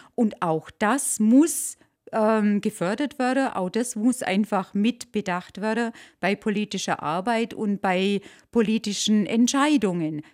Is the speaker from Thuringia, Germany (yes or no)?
no; Allgäu, Bavaria, Germany; sind wir Allgäuer